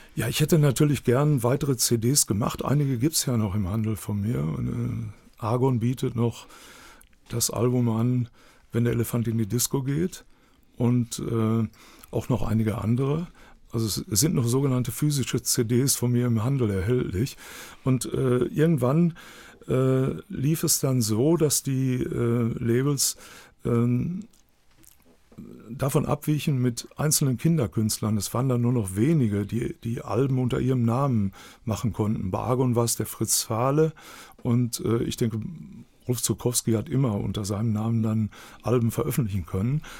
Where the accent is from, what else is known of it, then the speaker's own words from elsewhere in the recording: Dortmund, North Rhine-Westphalia, Germany; accent: Ruhrpott; ich bin gebürtiger Dortmund